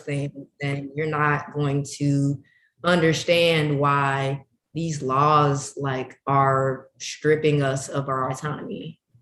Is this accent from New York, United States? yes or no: no; Chicago, Illinois, United States; I'm from Chicago and my sex ed experience. I first got sex ed in middle school